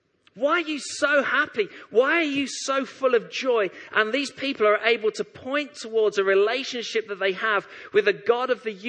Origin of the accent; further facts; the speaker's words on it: Leytonstone, London, United Kingdom; born there; I've been a lifelong West Ham supporter. I was born in Leytonstone. All my family are West Ham supporters.